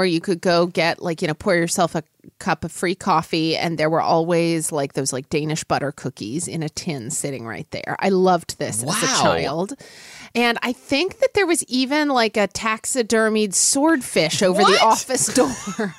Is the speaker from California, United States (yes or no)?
no; Oklahoma City, Oklahoma, United States; my hometown.